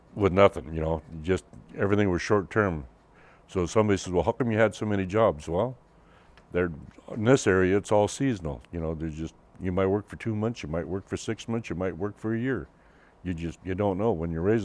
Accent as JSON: {"language": "English", "town": "Roslyn", "region": "Washington", "country": "United States", "tie": "born or raised there", "said": "I was born and raised here in Roslyn, Washington, in the Roslyn-Coyolum area. I grew up, went to school here"}